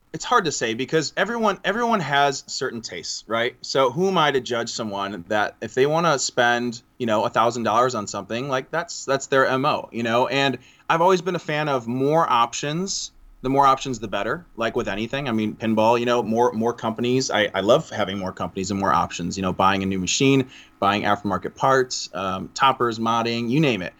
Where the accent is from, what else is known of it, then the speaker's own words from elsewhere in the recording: Chicago, Illinois, United States; I'm from Chicagoland area